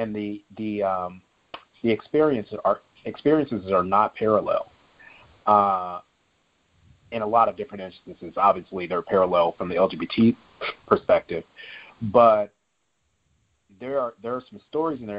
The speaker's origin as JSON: {"language": "English", "town": "St. Louis", "region": "Missouri", "country": "United States", "tie": "born or raised there", "said": "St. Louis is my hometown."}